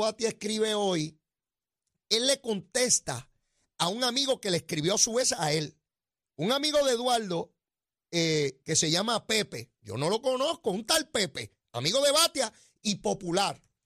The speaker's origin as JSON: {"language": "Spanish", "country": "Puerto Rico", "said": "Somos ciudadanos americanos y entramos y salimos cuando nos dé la gana"}